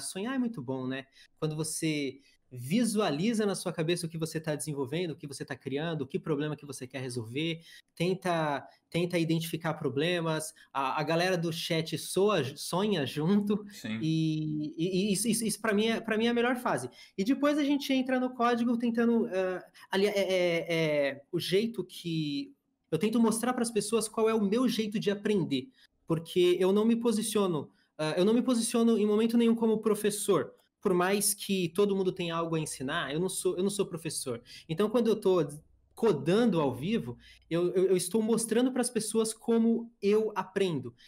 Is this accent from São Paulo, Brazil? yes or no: yes; São Paulo, Brazil; moved away as an adult; also born or lived in Itatiba; now in Santa Catarina, Brazil; Eu sou do sul do Brasil hoje, minha família inteira é de São Paulo, mas eu escolhi o estado de Santa Catarina para morar